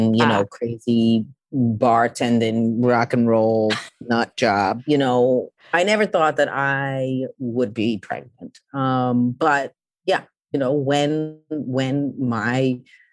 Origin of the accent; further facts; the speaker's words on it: New York City, New York, United States; I'm from Queens.